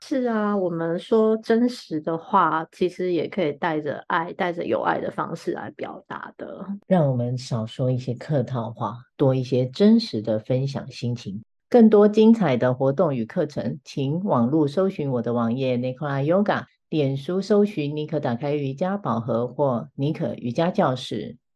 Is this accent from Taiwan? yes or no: yes; Taiwan; moved away as an adult; also born or lived in Shanghai, China / United Kingdom; 回来台湾生活这几个月啊，虽然我也是台湾出生长大的